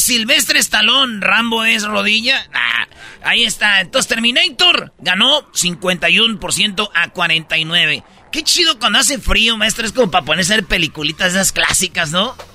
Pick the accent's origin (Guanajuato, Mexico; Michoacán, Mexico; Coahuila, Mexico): Michoacán, Mexico; somos de Michoacán